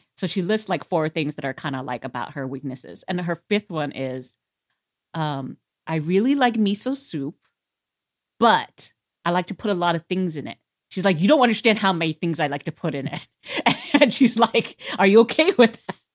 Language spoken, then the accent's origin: English; United States; as an American